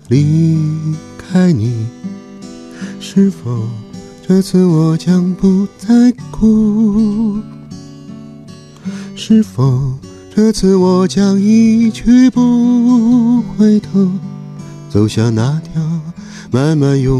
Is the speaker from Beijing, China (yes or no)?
no; Chengdu, Sichuan, China; moved away; 我们都是同乡。